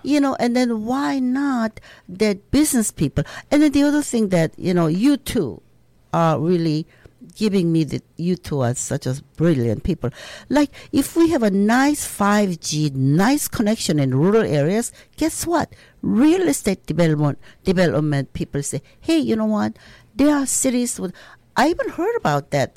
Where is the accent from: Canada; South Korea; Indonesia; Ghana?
South Korea; now in Minnesota, United States; I'm s, from South Korea